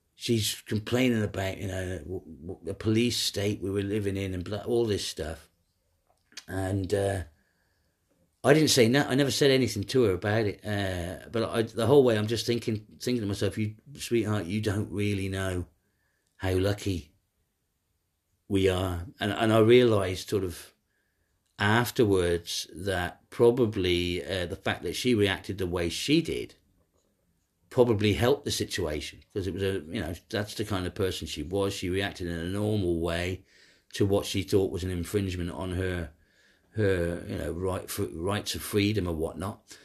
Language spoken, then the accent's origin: English; Ireland; moved away; also born or lived in Munich; I'm an Irish guy